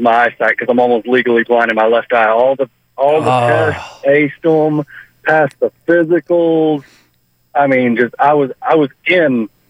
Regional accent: Texas, United States; And I even had a Mexican accent because I grew up in Texas, and that's where I learned my Spanish.

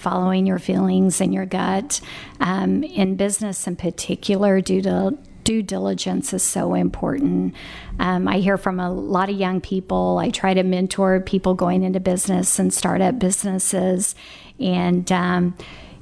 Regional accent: Tulsa, Oklahoma, United States; I was born in West Tulsa, and I lived in the 70s in a housing project right over the 21st Street Bridge.

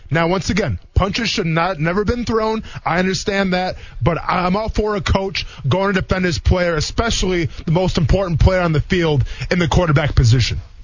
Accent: Wisconsin, United States; moved away as an adult; also born or lived in Murray State (Kentucky); now in Jacksonville, United States; I'm coming from Wisconsin

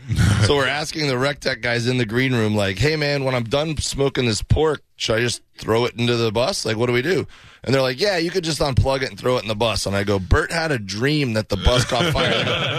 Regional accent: Miami, Florida, United States; I grew up in Miami.

